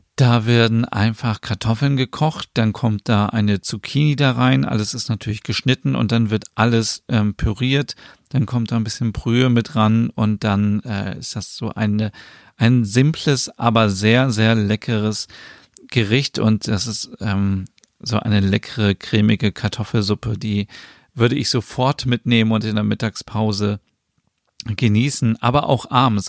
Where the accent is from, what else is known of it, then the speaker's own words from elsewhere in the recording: Germany; bei uns in Deutschland